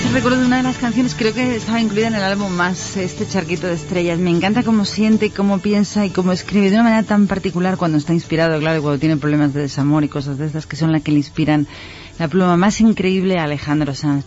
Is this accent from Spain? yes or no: yes; Spain; como español